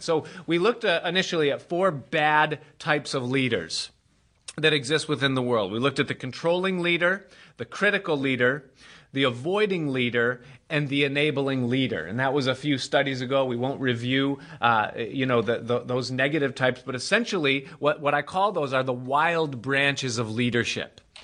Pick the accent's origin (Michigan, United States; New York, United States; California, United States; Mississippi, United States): New York, United States; Rochester; I grew up in Rochester, uh, by the Great Lakes, and we would get Lake Effect snow